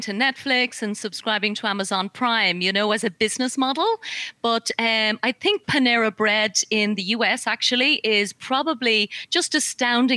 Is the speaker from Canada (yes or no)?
no; Ireland; accent: Irish; I'm Irish. I don't know if the accent's coming through